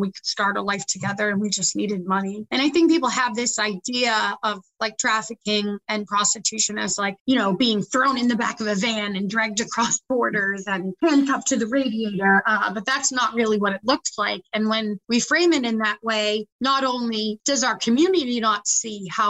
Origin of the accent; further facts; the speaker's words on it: South Shore area, Massachusetts, United States; now in Worcester, United States; So I didn't actually grow up in Worcester. I'm from the South Shore area. And growing up, my mother was really sick